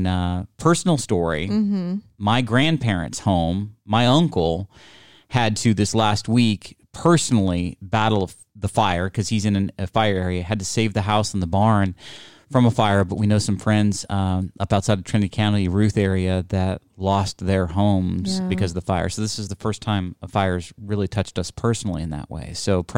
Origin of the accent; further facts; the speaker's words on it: India; Well, I'm Indian. So maybe I can.